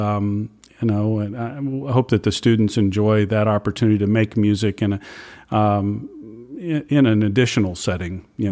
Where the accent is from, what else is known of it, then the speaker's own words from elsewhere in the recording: Louisiana, United States; also born or lived in Atlanta, Georgia / Marietta, Georgia / East Texas; now in Austin, United States; I grew up in Louisiana